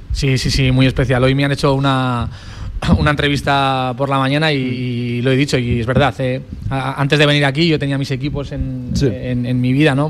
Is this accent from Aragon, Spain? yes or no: yes; Grañén, Aragon, Spain; also born or lived in Torrero, Zaragoza; yo soy de Grañén, pero mi madre vivía en Torrero